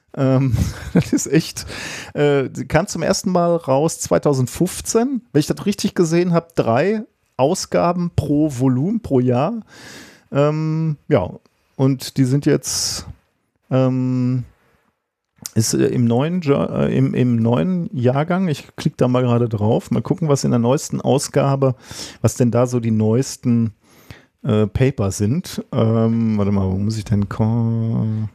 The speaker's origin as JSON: {"language": "German", "country": "Germany"}